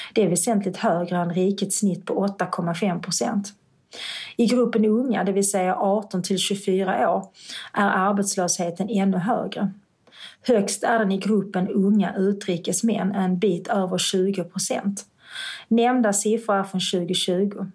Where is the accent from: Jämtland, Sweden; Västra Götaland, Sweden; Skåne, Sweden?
Skåne, Sweden; Malmö; moved away as an adult; Jag föddes på Malmö allmänna sjukhus 1970